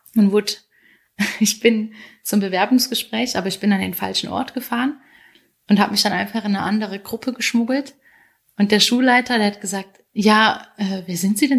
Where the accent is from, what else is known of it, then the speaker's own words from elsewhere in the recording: Hunsrück, Rhineland-Palatinate, Germany; moved away as an adult; now in Switzerland; der Hunsrück, wo ich aufgewachsen bin